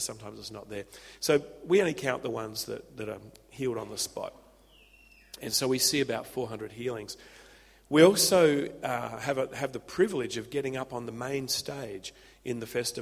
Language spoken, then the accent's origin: English; Adelaide, South Australia, Australia; now in Byron Bay, Australia; I'm an old Adelaide boy